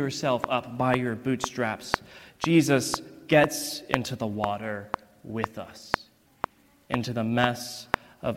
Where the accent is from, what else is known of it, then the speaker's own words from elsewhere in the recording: East Texas, United States; moved away; I am from East Texas, a fact that I am very, very proud of.